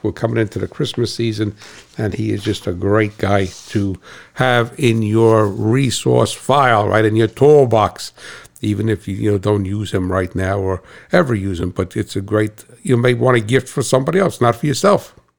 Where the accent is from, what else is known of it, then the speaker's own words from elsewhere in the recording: United States; I'm American